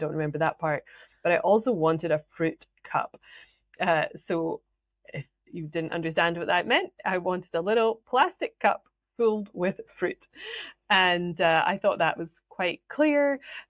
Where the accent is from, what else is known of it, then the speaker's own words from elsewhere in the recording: Scotland, United Kingdom; accent: Scottish; But anyway, this is my real Scottish accent.